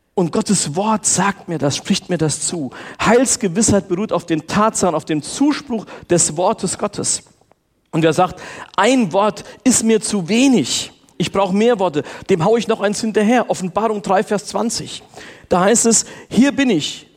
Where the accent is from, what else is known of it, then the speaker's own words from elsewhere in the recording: Steinperf, Hesse, Germany; ich bin in der FEG Steinperf aufgewachsen